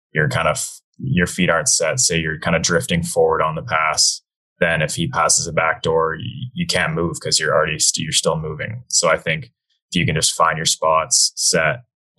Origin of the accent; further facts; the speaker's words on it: Whistler, British Columbia, Canada; I grew up in Whistler, BC.